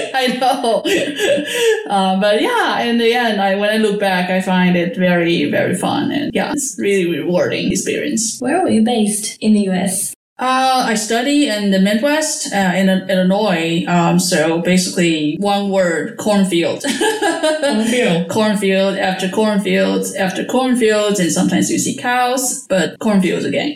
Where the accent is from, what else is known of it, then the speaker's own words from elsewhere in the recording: Taiwan; moved away as an adult; also born or lived in United States; now in Netherlands; I was born in Taiwan and I moved to the States for my PhD study.